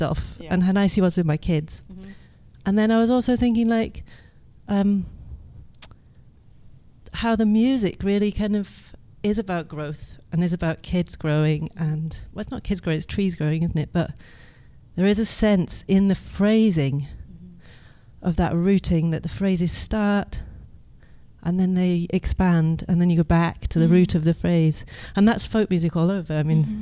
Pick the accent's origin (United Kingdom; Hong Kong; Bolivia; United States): United Kingdom; Edinburgh, Scotland; I'm from Edinburgh.